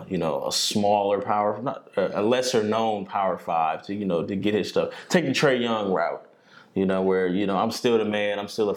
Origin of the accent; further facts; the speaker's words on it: Omaha, Nebraska, United States; We're from Omaha.